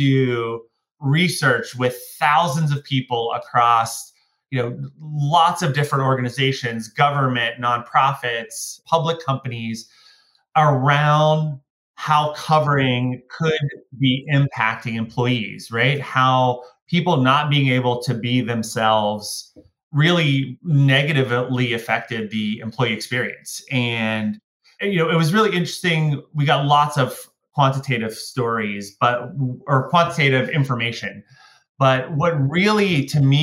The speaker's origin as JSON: {"language": "English", "town": "Pittsburgh", "region": "Pennsylvania", "country": "United States", "tie": "born or raised there", "said": "I grew up just outside of Pittsburgh in the United States, in Pennsylvania"}